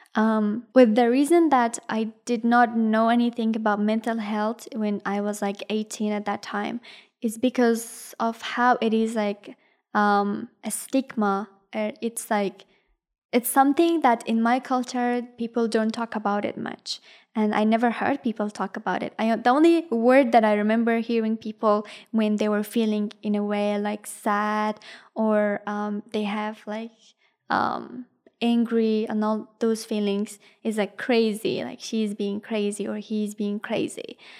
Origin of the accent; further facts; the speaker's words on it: Ghazni, Afghanistan; English is a second language; also born or lived in India; now in Australia; I am originally from, um, Ghazni, which is a province in Afghanistan